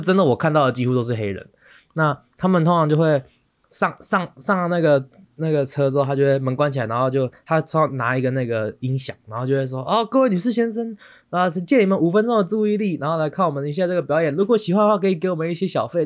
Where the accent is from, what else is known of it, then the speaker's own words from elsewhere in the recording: Taiwan; accent: Taiwanese accent; now in New York, United States; 我是台湾人